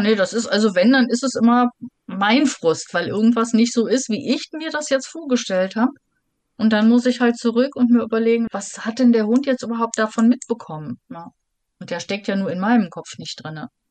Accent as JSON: {"language": "German", "country": "Germany", "said": "bezeichne ich mich selber auch lieber als Europäerin als als Deutsche"}